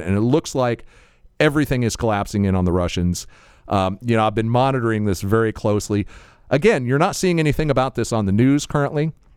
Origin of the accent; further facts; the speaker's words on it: United States; I'm an American